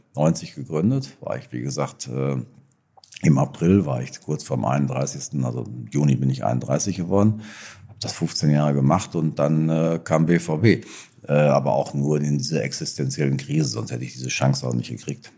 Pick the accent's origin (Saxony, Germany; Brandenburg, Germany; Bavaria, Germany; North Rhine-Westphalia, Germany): North Rhine-Westphalia, Germany; Marsberg; in dem Ort, wo ich herkomme, in Seelendorf, wo ich geboren bin. Äh, Marsberg. Äh, Erlinghausen ist es